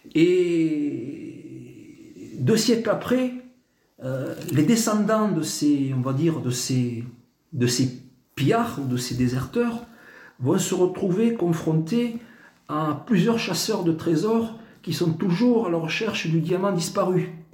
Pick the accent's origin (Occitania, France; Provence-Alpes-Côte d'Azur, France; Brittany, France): Occitania, France; Tarbes; moved away; je suis né à Tarbes, effectivement. Euh, j'ai pas mal bourlingué, puis euh, j'ai rejoint, donc ça va faire une vingtaine d'années maintenant, ma cité natale au pied des Pyrénées